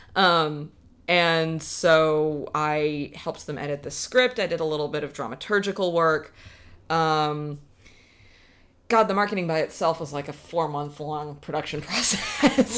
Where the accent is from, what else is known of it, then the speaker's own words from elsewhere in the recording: South Carolina, United States; moved away as an adult; now in Seattle, United States; I grew up in South Carolina